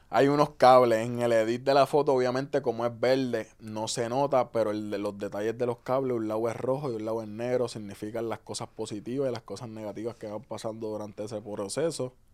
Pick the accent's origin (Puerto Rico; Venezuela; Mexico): Puerto Rico; Ceiba; also born or lived in Fajardo, Puerto Rico / Río Grande, Puerto Rico; yo nazco en Fajardo y me crié en Puerto, eh, en Ceiba, perdón, hasta los 12 años. Y ahí es que yo paso a Río Grande